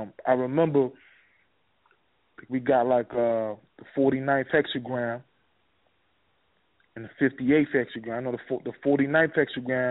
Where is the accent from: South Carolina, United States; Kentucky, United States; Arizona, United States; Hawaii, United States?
South Carolina, United States; Charleston; I'm from Charleston